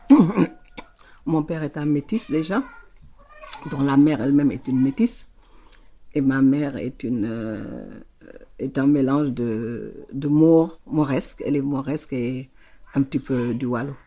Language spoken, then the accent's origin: French; Saint-Louis, Senegal; born or raised there